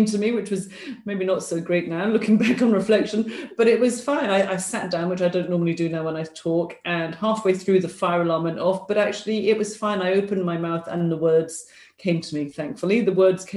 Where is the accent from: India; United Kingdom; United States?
United Kingdom; London; moved away as an adult; now in Glasgow, United Kingdom; I'm a Londoner living up in Scotland.